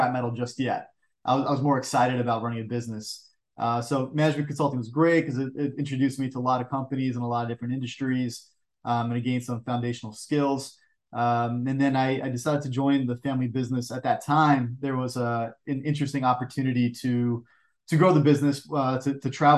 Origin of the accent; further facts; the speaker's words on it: New York, United States; I'm born and raised in New York. So I've been on the East Coast my entire life